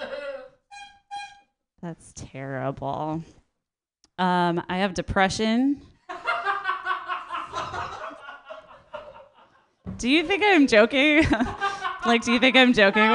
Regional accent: Minnesota, United States; moved away as an adult; now in Oakland, United States; I'm from Minnesota and I moved to Oakland a few years ago.

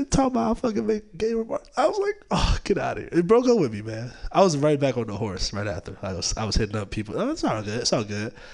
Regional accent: California, United States; even though I'm from the Bay, just like I've been gone for a while

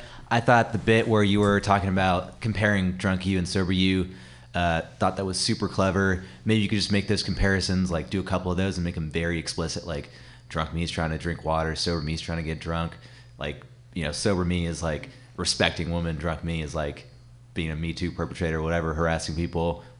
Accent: India; And as an Indian man, it's tough because we are squarely in the middle of black people and white people.

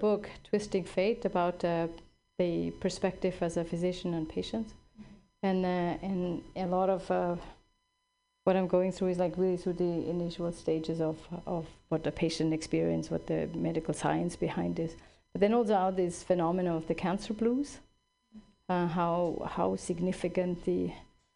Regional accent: Switzerland; now in California, United States; I grew up in Switzerland

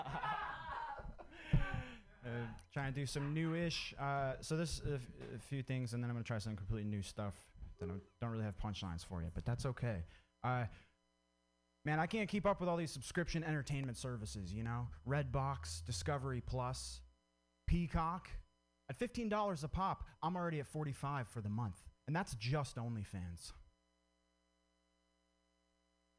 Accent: Vermont, United States; I grew up in Vermont

